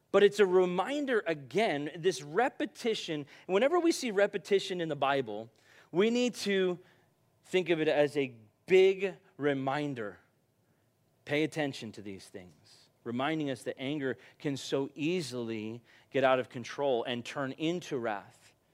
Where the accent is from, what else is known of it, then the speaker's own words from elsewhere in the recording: United States; I'm from America